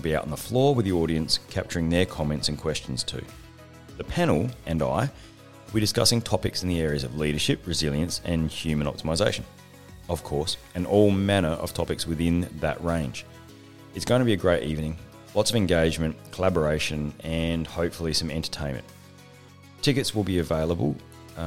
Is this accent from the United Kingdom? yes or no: no; Australia; I'm an Australian Special Forces officer